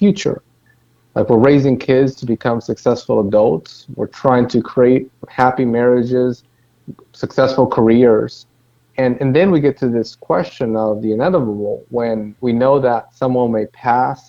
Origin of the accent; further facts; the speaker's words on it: Dominican Republic; now in Greensboro, United States; Originally, I'm from Dominican Republic.